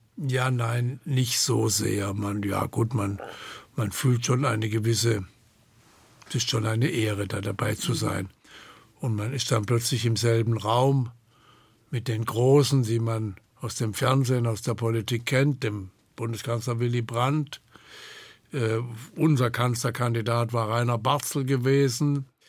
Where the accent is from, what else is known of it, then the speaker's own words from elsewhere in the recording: Hornberg, Baden-Württemberg, Germany; Hornberg war, im Übrigen, das ist meine Heimatstadt